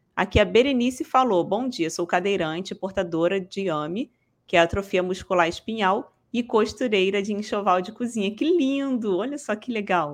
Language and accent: Portuguese; Rio de Janeiro, Brazil; eu sou daqui do Rio de Janeiro, tá? sou carioca.